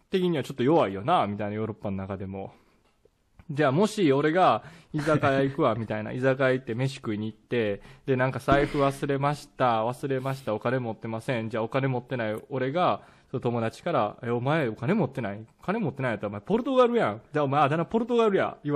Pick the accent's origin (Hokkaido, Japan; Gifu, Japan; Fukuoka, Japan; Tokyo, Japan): Hokkaido, Japan; now in Mie, Japan; 自分も北海道出身なんで、まあ、こここ三重県にいると、うん、この冬もう夏も半袖できないんでしょって言われた時は